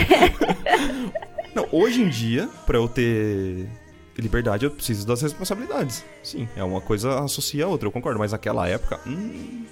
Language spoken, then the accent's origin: Portuguese; Bauru, São Paulo, Brazil; sou de Bauru